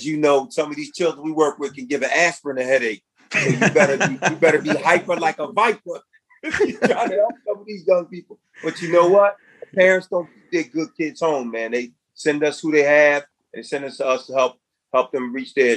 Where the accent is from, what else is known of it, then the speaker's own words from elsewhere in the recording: Philadelphia, Pennsylvania, United States; I was born and raised in North Philadelphia, inner city housing projects